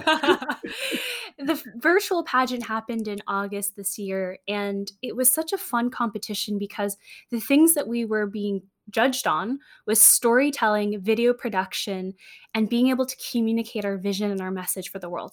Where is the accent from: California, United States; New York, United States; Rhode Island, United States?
California, United States; San Francisco; I grew up in San Francisco